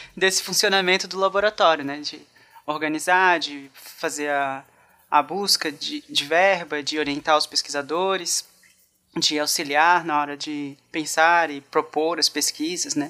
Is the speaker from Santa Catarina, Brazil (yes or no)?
yes; Itajaí, Santa Catarina, Brazil; eu falo de Itajaí no momento. Na verdade, eu sou natural daqui